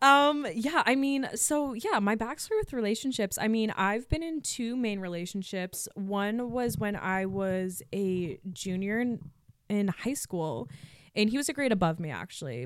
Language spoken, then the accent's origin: English; Massachusetts, United States; also born or lived in New Hampshire; I'm from Mass, so people back home saw my work.